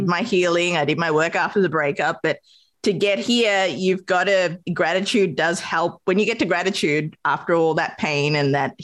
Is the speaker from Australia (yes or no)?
yes; Australia; moved away as an adult; also born or lived in Sri Lanka; now in New York City, United States; growing up in Australia, you know, being an immigrant child, my mother from Sri Lanka as well. We moved to Australia.